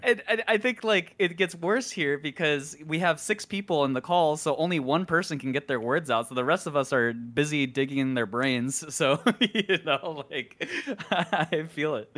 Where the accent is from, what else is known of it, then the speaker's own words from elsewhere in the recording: Midwest, United States; I grew up in the Midwest